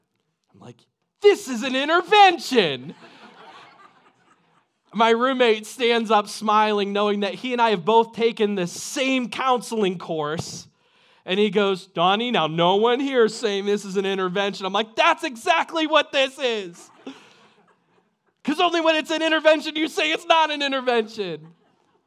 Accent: United States; I love my country

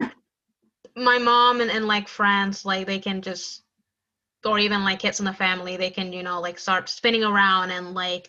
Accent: Puerto Rico; moved away; I grew up like in Puerto Rico

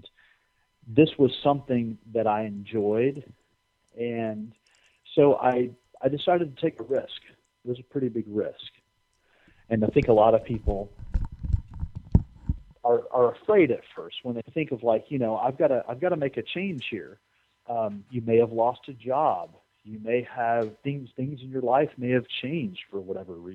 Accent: United States; I'm an American

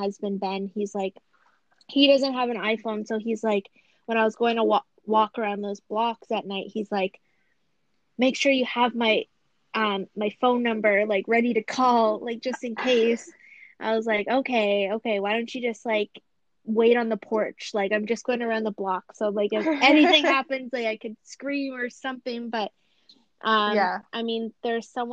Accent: Thunder Bay, Ontario, Canada; I grew up in Thunder Bay

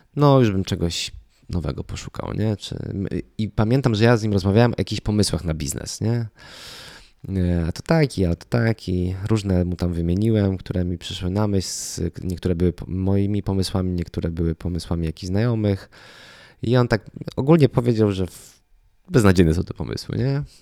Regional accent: Lublin Voivodeship, Poland; moved away as an adult; also born or lived in Kraków; z mojego miasta, z którego pochodzę, z Lubelszczyzny

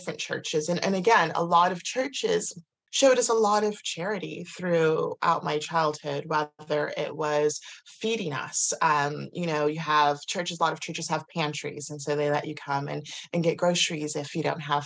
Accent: Kansas, United States; I grew up in America, in Kansas, in the middle of nowhere.

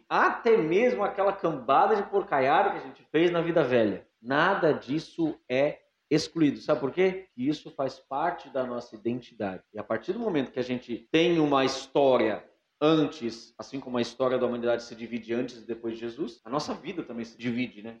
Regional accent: Quaraí, Rio Grande do Sul, Brazil; also born or lived in Alegrete; now in Jaraguá do Sul, Brazil; Eu sou natural de Alegrete, lá no Rio Grande do Sul. Verdade. Me criei em Quaraí

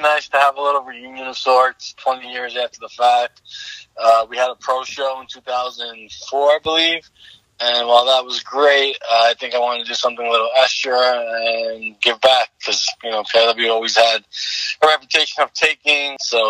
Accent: New York City, New York, United States; we were mostly in our mid-20s, growing up in Staten Island.

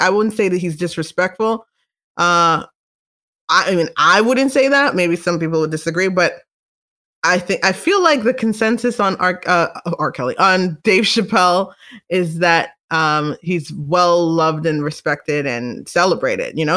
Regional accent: Canada; I'm Canadian

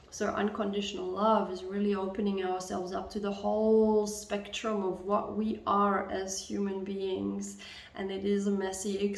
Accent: Germany; English is a second language; I'm from Germany, so there's a lot of focus on being well behaved, on not stepping too much out of the norm

